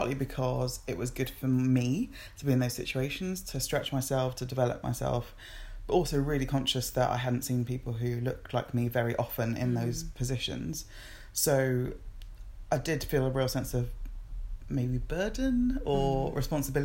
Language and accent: English; England, United Kingdom; also born or lived in Nigeria / Kent; I was born in Nigeria and moved to England when I was four